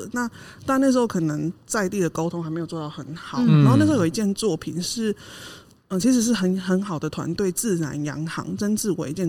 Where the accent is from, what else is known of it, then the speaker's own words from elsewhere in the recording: Yilan County, Taiwan; 我是宜兰人，